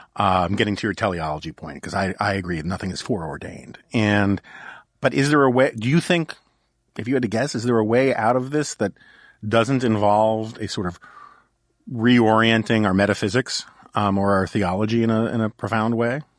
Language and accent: English; New York City, New York, United States; I grew up in New York City in the nineteen seventies.